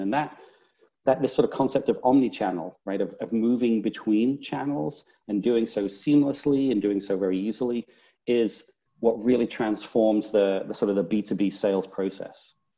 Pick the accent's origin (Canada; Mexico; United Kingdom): United Kingdom; Northern England; now in Houston, United States; Originally, Northern England. It's Northern. Not so much of a Texas accent